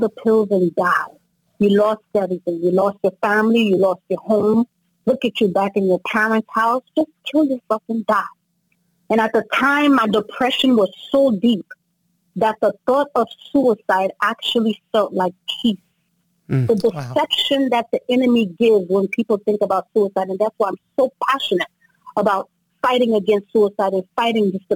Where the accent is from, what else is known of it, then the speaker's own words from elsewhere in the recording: New Jersey, United States; Both of my parents are from Haiti, but I grew up in New Jersey, so I've been in the States basically all my life